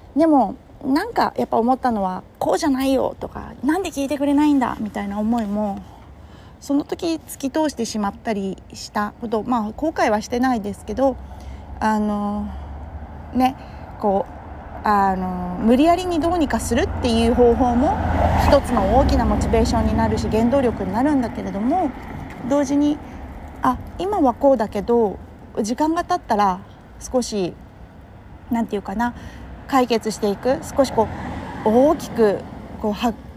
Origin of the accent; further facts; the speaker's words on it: Kurume, Fukuoka, Japan; moved away; 地元の福岡県久留米市通り町っていうところで